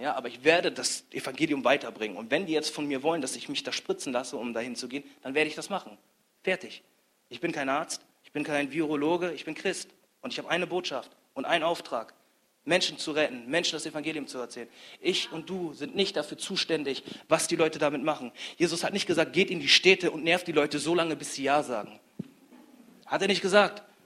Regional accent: Grasberg, Lower Saxony, Germany; ich komme aus Grasberg, das ist in der Nähe von Bremen.

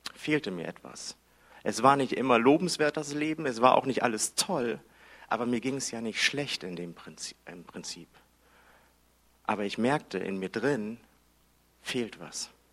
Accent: Hamburg, Germany; Ich bin in Hamburg groß geworden

